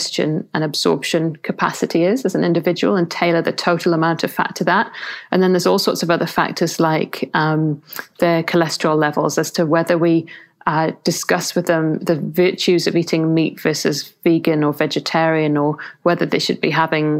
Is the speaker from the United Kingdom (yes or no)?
yes; England, United Kingdom; I'm English